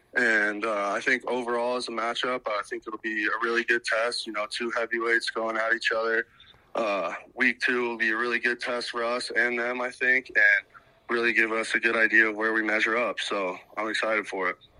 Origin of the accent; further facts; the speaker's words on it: Bozeman, Montana, United States; I was obviously growing up in Bozeman, Montana.